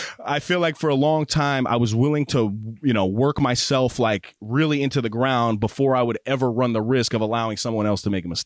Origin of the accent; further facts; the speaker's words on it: New York, United States; I'm from New York.